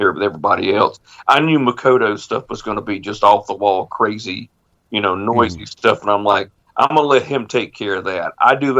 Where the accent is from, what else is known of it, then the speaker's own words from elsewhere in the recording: Candor, North Carolina, United States; now in Stokesdale, United States; I didn't grow up in Hamlet, but I grew up in Candor